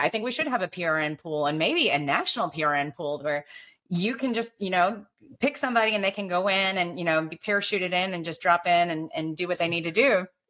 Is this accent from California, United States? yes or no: no; Alabama, United States; growing up in Alabama